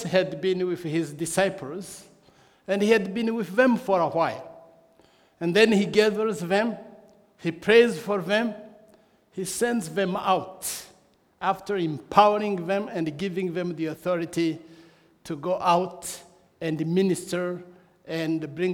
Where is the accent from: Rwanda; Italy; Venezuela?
Rwanda; I come from Rwanda